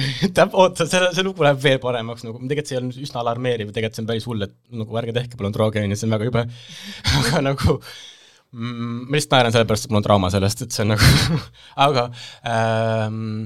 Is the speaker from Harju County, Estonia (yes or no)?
yes; Saue, Harju County, Estonia; selline depressiivsest Eesti väikelinnast